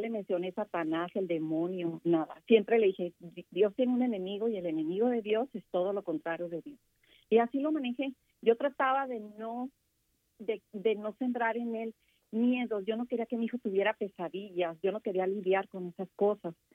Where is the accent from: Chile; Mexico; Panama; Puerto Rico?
Mexico; Yo como mexicana